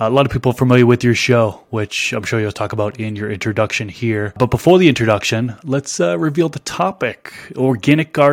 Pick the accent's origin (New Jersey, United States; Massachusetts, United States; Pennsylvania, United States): Massachusetts, United States; now in Las Vegas, United States; I was born and raised in Massachusetts, and now I live Las Vegas